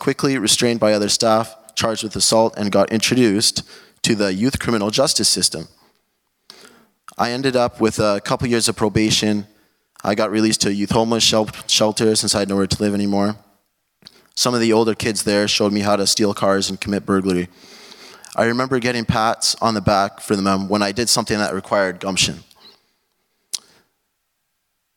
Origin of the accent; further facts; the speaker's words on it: Calgary, Alberta, Canada; I was born in 1999 in Calgary, Alberta.